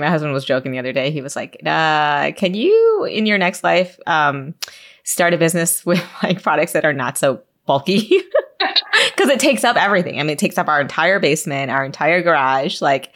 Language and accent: English; Michigan, United States; as a Michigander